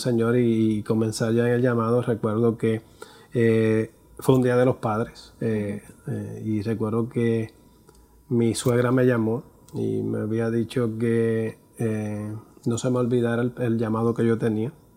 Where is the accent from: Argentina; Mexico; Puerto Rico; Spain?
Puerto Rico; soy puertorriqueño, tengo 50 años